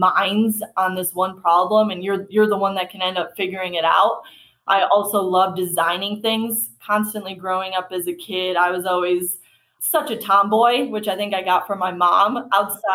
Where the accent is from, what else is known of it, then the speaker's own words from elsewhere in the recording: Buffalo, New York, United States; moved away as an adult; I grew up in Buffalo, New York